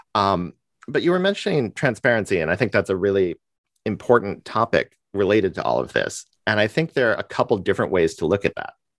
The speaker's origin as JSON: {"language": "English", "country": "United States", "said": "I'm an American, and you know how we get, we like to talk about ourselves"}